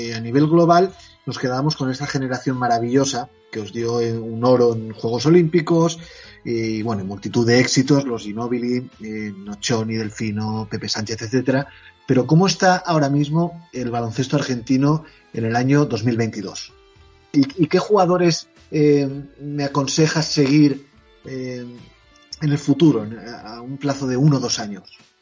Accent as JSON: {"language": "Spanish", "country": "Spain", "said": "yo como español"}